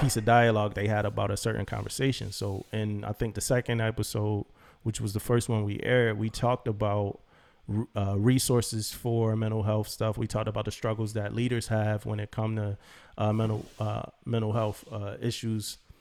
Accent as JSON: {"language": "English", "town": "Philadelphia", "region": "Pennsylvania", "country": "United States", "tie": "born or raised there", "moved": "as an adult", "said": "I'm a kid from Philly who loved music and joined the Navy to be an electrician"}